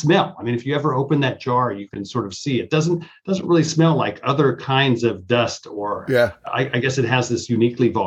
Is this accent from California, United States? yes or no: no; Eastern Washington State, United States; moved away as an adult; I grew up in Eastern Washington State. So that's the dry part of Washington State